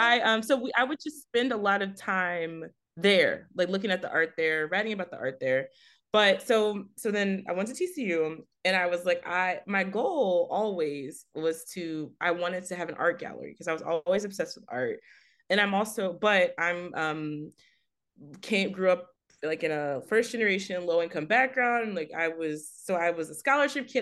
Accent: Fort Worth, Texas, United States; now in Baltimore, United States; I'm originally from Fort Worth, Texas.

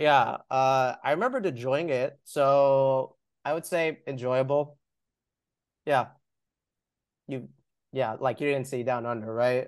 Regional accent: Long Island, New York, United States; I'm from Long Island

